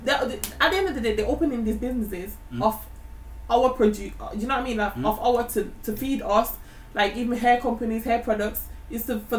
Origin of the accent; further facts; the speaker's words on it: Jamaica; now in United Kingdom; I'm Jamaican.